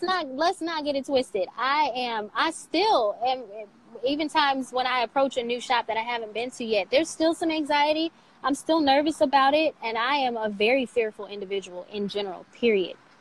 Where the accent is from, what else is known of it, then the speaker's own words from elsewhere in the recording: Saginaw, Michigan, United States; moved away as an adult; also born or lived in Fort Wayne, Indiana; now in Cincinnati, United States; Saginaw, Michigan is is my hometown